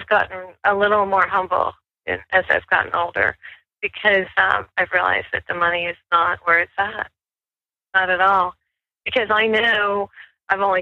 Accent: Ohio and Michigan, Midwest, United States; moved away as an adult; also born or lived in New Mexico; I grew up in Ohio and Michigan, and then I moved out west when I was in my late 20s, early 30s

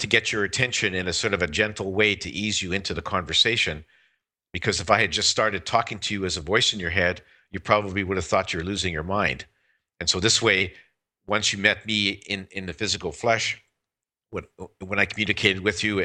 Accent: Saskatchewan, Canada; I was born and raised in Saskatchewan

